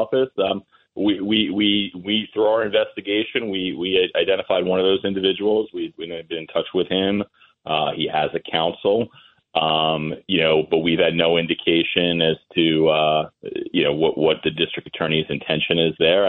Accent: Massapequa, New York, United States; I grew up in Massapequa

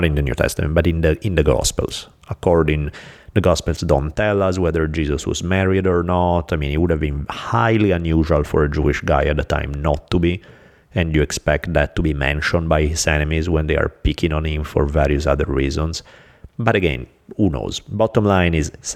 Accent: Italy; moved away; I'm from Italy.

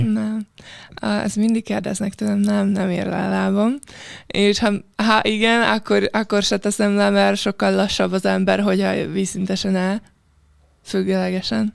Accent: Piešťany, Trnava Region, Slovakia; Hungarian is a second language; moved away as an adult; also born or lived in Szentes, Hungary; now in Hungary; a Pöstjén, ahol születtem

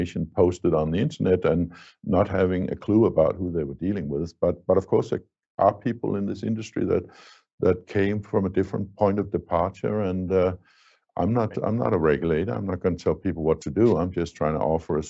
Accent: Denmark; in my home country, Denmark

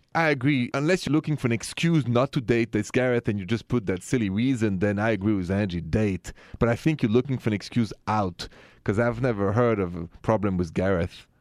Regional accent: France; moved away; I'm French

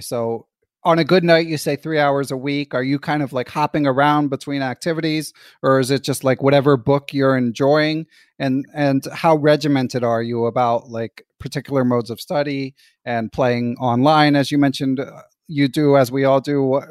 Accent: Philadelphia, Pennsylvania, United States; also born or lived in Pittsburgh; me growing up in Philly

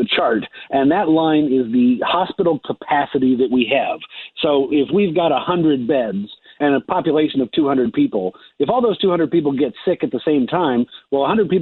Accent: Seattle, Washington, United States; my hometown of Seattle

